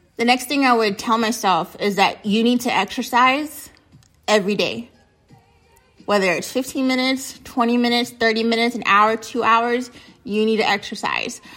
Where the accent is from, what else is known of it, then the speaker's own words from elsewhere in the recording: United States; being American